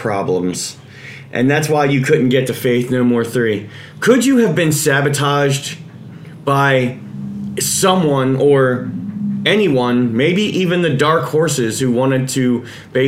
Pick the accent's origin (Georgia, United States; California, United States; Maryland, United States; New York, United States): Maryland, United States; we're from Maryland